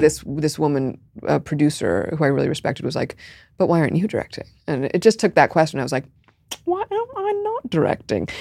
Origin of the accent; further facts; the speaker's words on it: New York City, New York, United States; I grew up in Park Slope